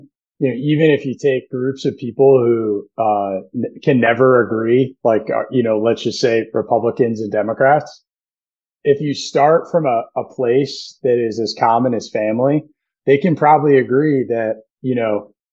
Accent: United States; we're American

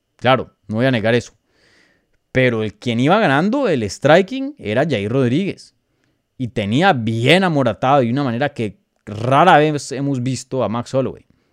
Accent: Colombia; yo como colombiano

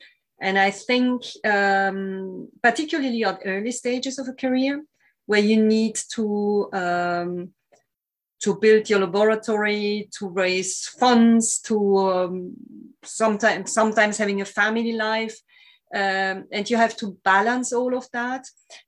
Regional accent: Italy; English is a second language; now in France; I came from Italy to France, and then in France, I didn't stay exactly always in the same lab.

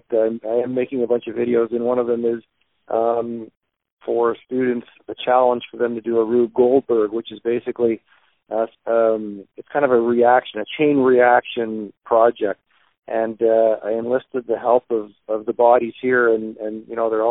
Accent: London, Ontario, Canada; now in Windsor, Canada; growing up in London, we had a small shop in our garage

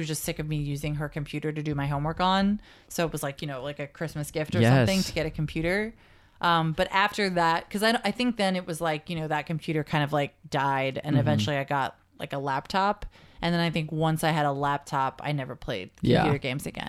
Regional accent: New York City, New York, United States; But I am from New York and then actually from New York

